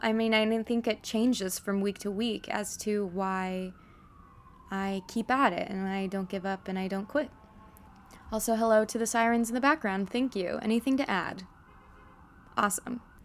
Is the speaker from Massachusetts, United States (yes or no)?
no; Vancouver, Washington, United States; moved away as an adult; also born or lived in Fort Worth, Texas; now in New York City, United States; I am originally from Vancouver, Washington, um, not to be confused with Vancouver, Canada